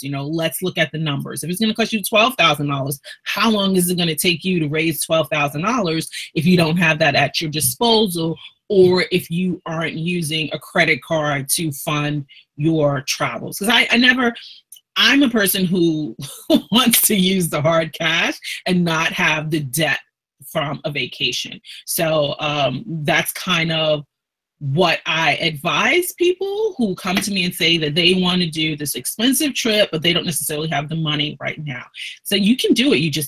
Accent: New York City, New York, United States; I'm from Brooklyn originally. Born and raised there

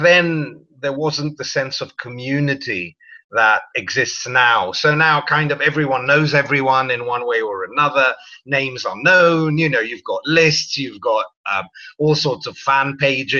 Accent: Greece; moved away; also born or lived in London; I was born in London and I grew up in Greece.

